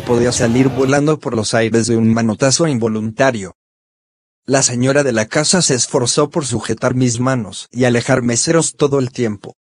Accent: Mexico; Amo ser mexicano

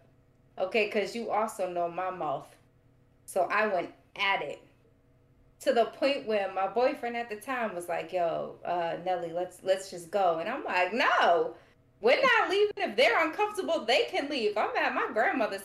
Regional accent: Boston, Massachusetts, United States; We grew up in Old Southie

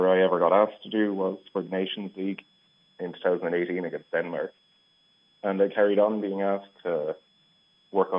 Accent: Longford, Leinster, Ireland; moved away; also born or lived in Limerick; I grew up in Longford, and we always went to Longford Town games with my family

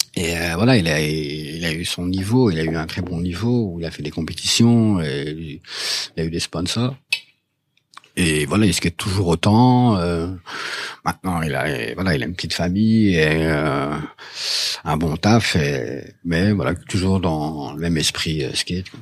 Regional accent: Dour, Wallonia, Belgium; moved away as an adult; now in Brussels, Belgium; je, suis du Borinage, donc je suis de, de Dour à la base. Je suis arrivé ici en 96

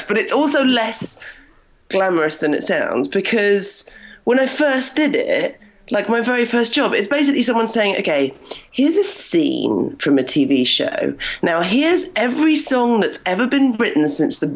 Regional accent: United Kingdom; moved away as an adult; now in Toronto, Canada; I'm British

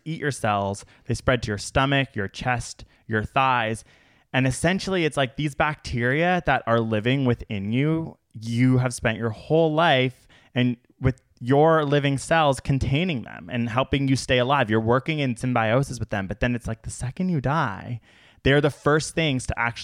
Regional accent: United States; As an American

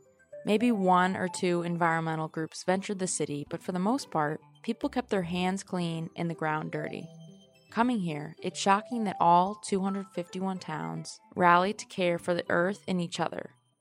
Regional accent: Cleveland, Ohio, United States; this is Local Wire. I grew up in Cleveland, Ohio

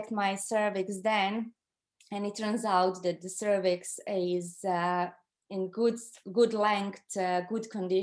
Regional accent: Croatia; moved away as an adult; now in Ireland; I'm from Croatia originally

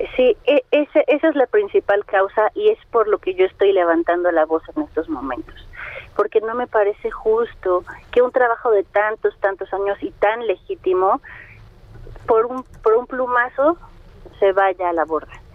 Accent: Mexico City, Mexico; soy de Azcapotzalco

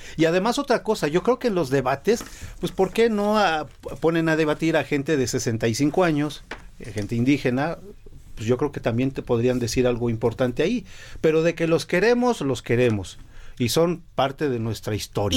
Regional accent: Mexico; lo que somos como mexicanos

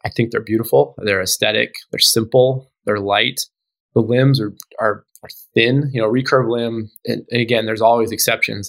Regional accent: Alaska, United States; I grew up in Alaska.

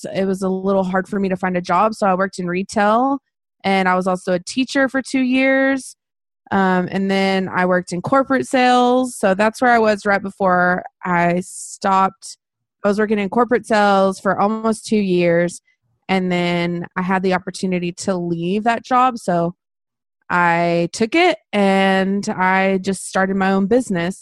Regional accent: Texas, United States; also born or lived in Brownwood, Texas; now in Waco, United States; I am from Waco, Texas, and I have lived here pretty much my whole life. So I've been here, you know, I grew up in a tiny little town

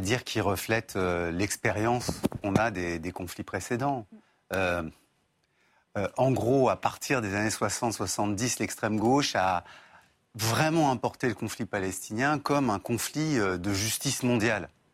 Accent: France; nous sommes français

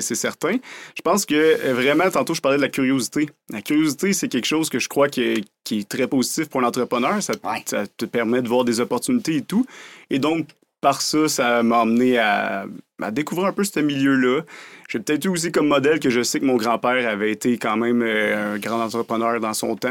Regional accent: Drummondville, Quebec, Canada; also born or lived in Montreal / Sherbrooke; je suis né à Montréal, mais on va dire un gars de Drummondville, en fait. J'ai vécu ma vie à Drummondville

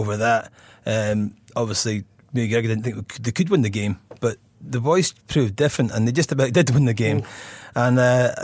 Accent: Scotland, United Kingdom; as a Scotsman

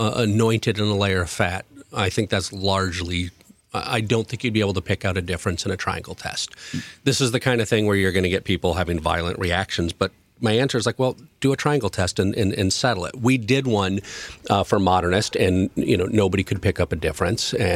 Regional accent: Seattle, Washington, United States; I was from Seattle

